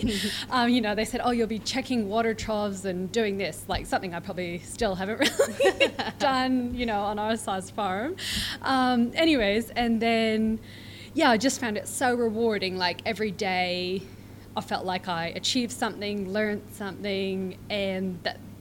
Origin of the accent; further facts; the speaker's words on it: Vancouver Island, British Columbia, Canada; moved away as an adult; now in Manjimup, Australia; I am originally from Vancouver Island in Canada, which is on the west coast